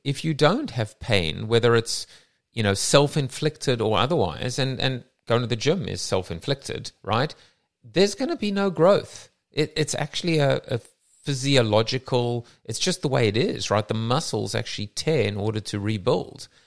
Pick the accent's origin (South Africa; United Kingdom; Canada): South Africa; now in United States; myself as a South African